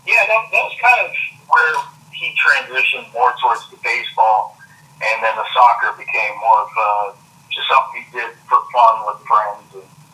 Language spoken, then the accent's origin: English; Charlotte Amalie, U.S. Virgin Islands; also born or lived in Jacksonville, Florida / Lakeland, Florida; now in Florida, United States; Well, originally I was born in St. Thomas in the Virgin Islands, but I currently reside between Jacksonville and Lakeland.